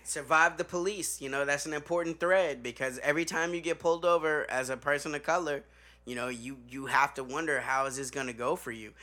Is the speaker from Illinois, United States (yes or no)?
yes; Chicago, Illinois, United States; I'm from Chicago.